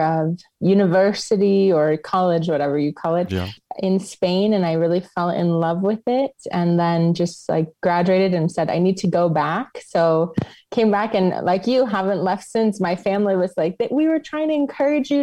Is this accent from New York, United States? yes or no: yes; New York City, New York, United States; accent: American; moved away as an adult; also born or lived in India; now in Stuttgart, Germany; I'm originally from New York City, but I've actually been living abroad, mostly in Europe, a little in India for the past 10 years